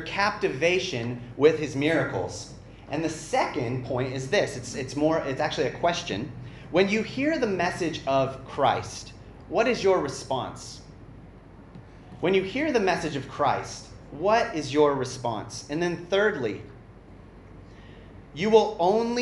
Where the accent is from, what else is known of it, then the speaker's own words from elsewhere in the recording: Arizona, United States; in my hometown, it was a really small town in Arizona